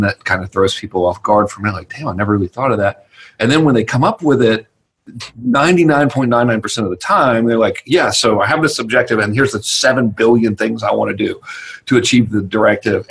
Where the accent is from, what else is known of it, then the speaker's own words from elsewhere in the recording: Georgia, United States; in normal redneck terminology, I'm from Georgia